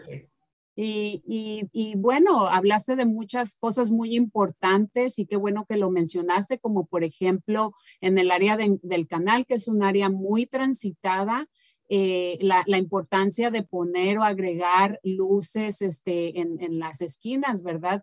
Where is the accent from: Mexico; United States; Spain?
Mexico; moved away; nosotros en México tenemos obviamente muchas de las tradiciones de España